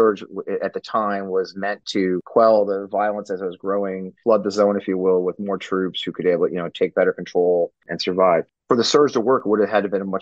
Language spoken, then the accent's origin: English; Missouri, United States; I'm from Missouri